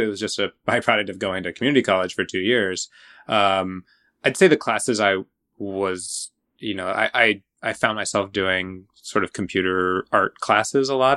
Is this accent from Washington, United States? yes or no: yes; Washington State outside of Seattle, United States; I grew up in Washington State outside of Seattle